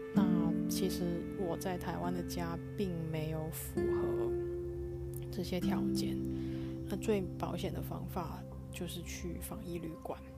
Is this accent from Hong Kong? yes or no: yes; Hong Kong; also born or lived in New York, United States / Tainan, Taiwan; now in Taipei, Taiwan; 我目前人在台湾，那回来台湾之前，我是住在美国的纽约，我是来自香港